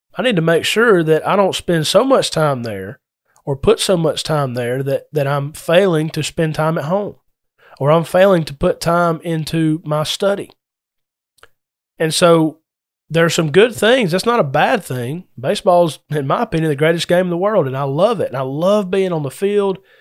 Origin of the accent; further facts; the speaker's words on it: Adairsville, Georgia, United States; moved away; my hometown of Adairsville